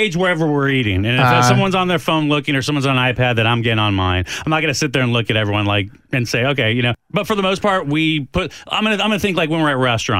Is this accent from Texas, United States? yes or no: yes; El Paso, Texas, United States; I grew up in El Paso